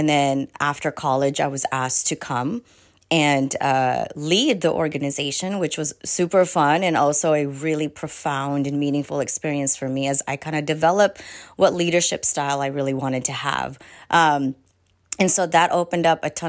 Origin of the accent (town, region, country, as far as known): Tacoma, Washington, United States; born or raised there; also born or lived in Philippines